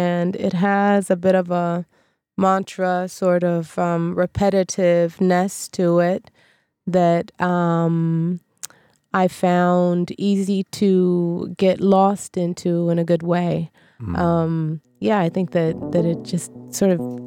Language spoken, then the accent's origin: English; Sweden; as a half Japanese Swede